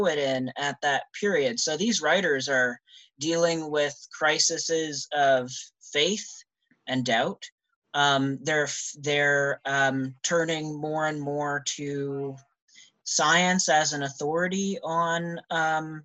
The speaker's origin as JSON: {"language": "English", "region": "New Brunswick", "country": "Canada", "also_born_or_lived": "Ottawa, Canada", "moved": "yes", "lives_now": "London, Canada", "said": "I am from New Brunswick originally"}